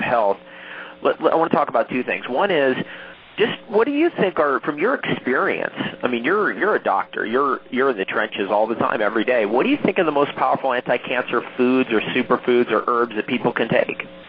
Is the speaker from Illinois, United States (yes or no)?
no; Toms River, New Jersey, United States; also born or lived in California / Ontario, Canada; now in Hawaii, United States; I'm from originally from Tom's River, so um, from one New Jerseyite